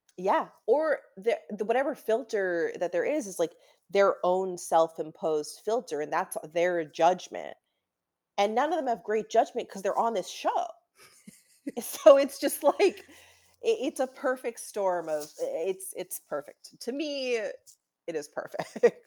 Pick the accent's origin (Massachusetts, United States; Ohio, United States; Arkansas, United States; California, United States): Massachusetts, United States; Newton; moved away as an adult; also born or lived in Saratoga Springs, New York; now in Los Angeles, United States; I'm from Newton, Massachusetts